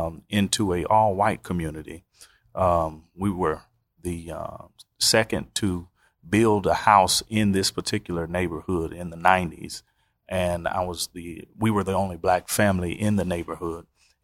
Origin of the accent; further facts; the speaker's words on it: Oklahoma City, Oklahoma, United States; I'm originally from Oklahoma City, the great city of tornadoes and hailstorms.